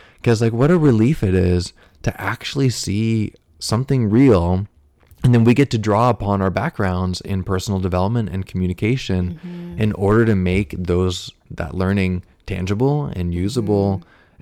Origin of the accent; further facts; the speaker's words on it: United States; also born or lived in Fairfield, Iowa; we're both from the United States